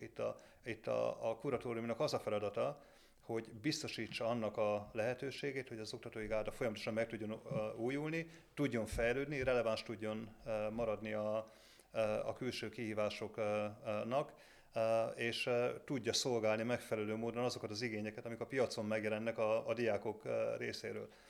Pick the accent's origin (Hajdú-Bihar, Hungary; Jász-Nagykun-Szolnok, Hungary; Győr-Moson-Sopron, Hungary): Hajdú-Bihar, Hungary; Debrecen; jó lokálpatrióta vagyok eh, Debrecenben, mert igaz, onnan, onnan származom